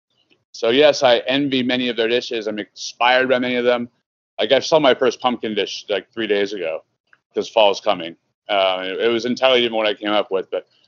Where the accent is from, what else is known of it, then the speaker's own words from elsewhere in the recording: Southern California, United States; now in Chicago, United States; I'm from Southern California.